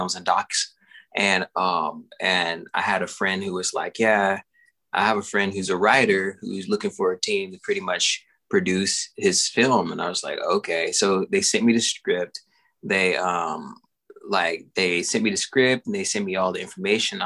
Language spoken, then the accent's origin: English; Longview, Texas, United States; also born or lived in Louisiana; I grew up in Texas, Longview, Texas, to be exact, and Louisiana